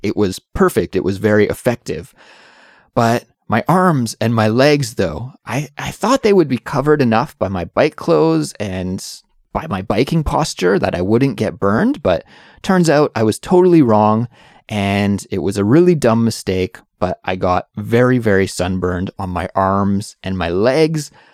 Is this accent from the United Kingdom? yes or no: no; Canada; moved away as an adult; now in Seoul, South Korea; I'm an English teacher who's originally from Canada, but now I live in Seoul, South Korea